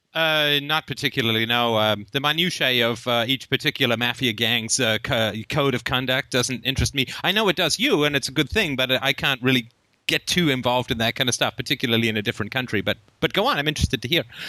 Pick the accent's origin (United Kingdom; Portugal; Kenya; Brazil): United Kingdom; England; also born or lived in Ireland / Africa; now in Canada; I was actually born in Ireland, and uh, I grew up in England. I lived in Africa for a while, came to Canada